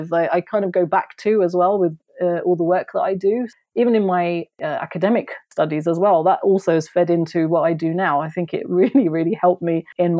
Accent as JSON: {"language": "English", "area": "Kent", "region": "South East England", "country": "United Kingdom", "also_born_or_lived": "London", "said": "I left London because I was living in London as well at that time, even though I'm from Kent. And I moved back to Kent with my mum"}